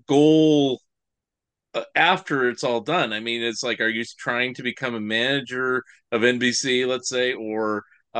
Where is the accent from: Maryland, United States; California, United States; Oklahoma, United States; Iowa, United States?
California, United States; San Francisco Bay Area; I did live there a couple of years when I was a kid, but I grew up in the San Francisco Bay Area.